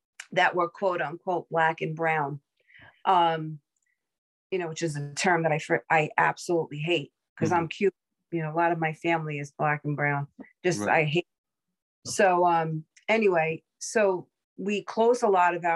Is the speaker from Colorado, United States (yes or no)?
no; New York City, New York, United States; I'm a girl from Brooklyn, New York, born and raised.